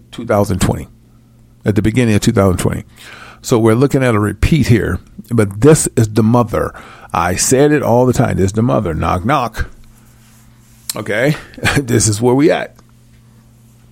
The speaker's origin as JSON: {"language": "English", "region": "Illinois", "country": "United States", "tie": "born or raised there", "moved": "yes", "said": "my hometown in Illinois"}